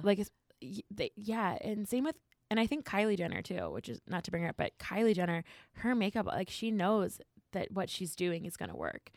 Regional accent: New Jersey, United States; I'm very Jersey

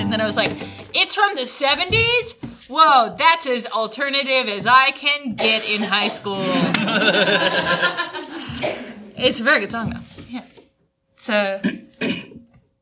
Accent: Minneapolis, Minnesota, United States; I'm from Minneapolis

